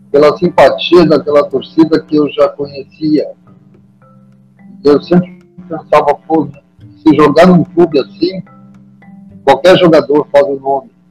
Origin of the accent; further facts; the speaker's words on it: Santa Cruz do Sul, Rio Grande do Sul, Brazil; also born or lived in Porto Alegre / Pelotas; fui emprestado para o Santa Cruz, que é aqui da minha terra